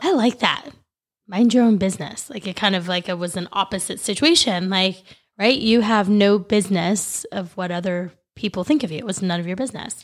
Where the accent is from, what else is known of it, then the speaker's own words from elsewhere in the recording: El Dorado Hills, California, United States; I grew up in Elder High Hills, California